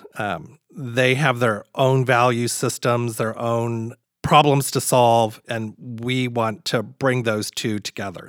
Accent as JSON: {"language": "English", "town": "Crestwood", "region": "Kentucky", "country": "United States", "tie": "born or raised there", "said": "I grew up very, very, very humble beginnings outside of Louisville, Kentucky"}